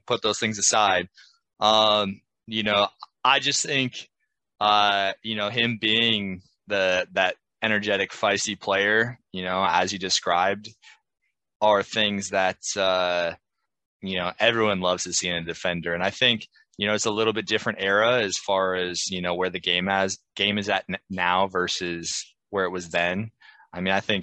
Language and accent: English; Naperville, Illinois, United States; also born or lived in Oswego, Illinois; now in Louisville, United States; I grew up in the Chicago suburbs, Naperville and Oswego